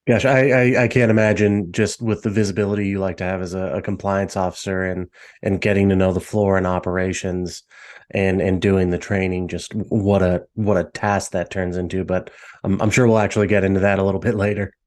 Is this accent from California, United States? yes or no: no; Las Vegas, Nevada, United States; growing up in Vegas, being used to Vegas casinos and the, the style resorts we have